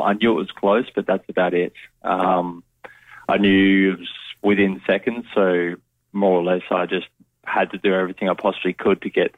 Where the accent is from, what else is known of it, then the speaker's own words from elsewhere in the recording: Adelaide, South Australia, Australia; I grew up young days. I was in Salisbury Heights, and we moved closer to the city in Vale Park